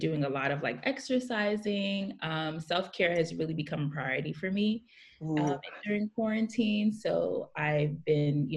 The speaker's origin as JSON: {"language": "English", "town": "New York City", "region": "New York", "country": "United States", "tie": "born or raised there", "said": "I'm living in Brooklyn, New York, born and raised here"}